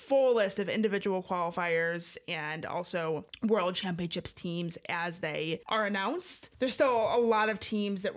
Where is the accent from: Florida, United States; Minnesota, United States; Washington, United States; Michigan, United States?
Michigan, United States; we're from Michigan